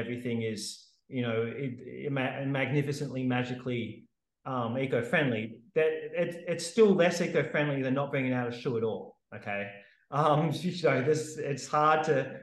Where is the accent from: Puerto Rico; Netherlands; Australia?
Australia; Sydney, New South Wales; moved away as an adult; also born or lived in Perth; now in Western Australia, Australia; I'm living in Frio in WA at the moment, but I grew up in Sydney